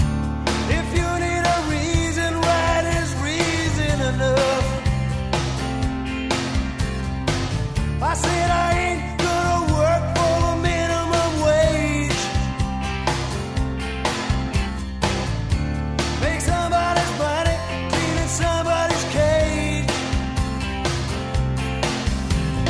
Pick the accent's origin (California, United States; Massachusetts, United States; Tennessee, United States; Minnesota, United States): Minnesota, United States; Virginia; my hometown of Virginia, Minnesota